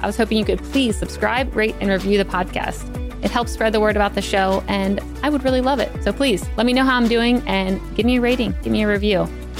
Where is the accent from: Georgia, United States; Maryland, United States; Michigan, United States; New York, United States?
Maryland, United States; Salisbury; I grew up in Salisbury